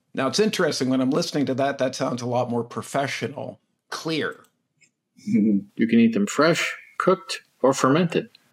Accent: United States; being American.

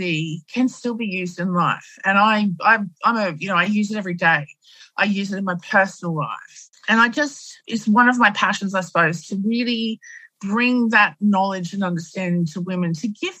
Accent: Australia; in Australia, we Aussify it

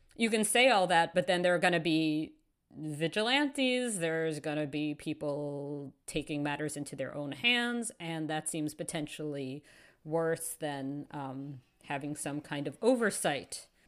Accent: New York City, New York, United States; moved away as an adult; now in Toronto, Canada; I Grew up in New York City.

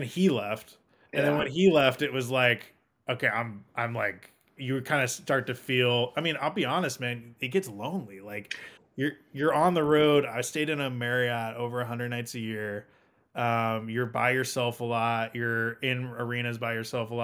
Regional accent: Portland, Oregon, United States; moved away; growing up in Portland, being a Blazers fan, reading Jason Quick and John Canzano and the Oregonian

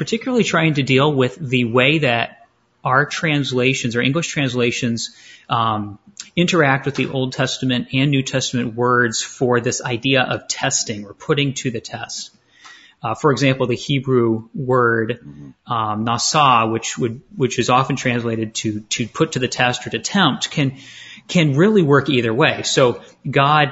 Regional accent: southern Maine, United States; moved away as an adult; also born or lived in Detroit area, Michigan / Greenville, South Carolina; now in Chandler, United States; I was born in the Detroit area, grew up in Maine on the coast of southern Maine

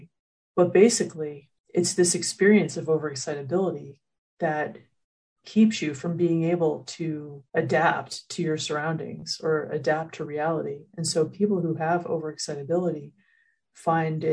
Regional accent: United States; as an American, that in our society here in the United States

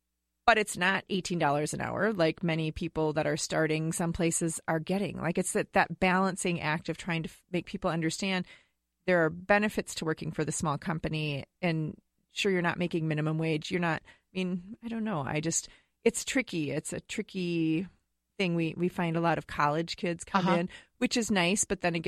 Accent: Wisconsin, United States; now in Woodbury, United States; I'm from Wisconsin, so it's kind of like a mishmash, right?

